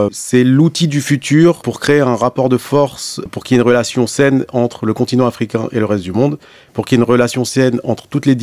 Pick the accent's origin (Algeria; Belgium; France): Algeria; Blida, Blida Province; also born or lived in Algiers; Babelwed, bah, euh, c'est là où je suis né. Après, moi, j'ai grandi à Blida, donc euh, babel c'est euh, en plus un quartier d'Alger.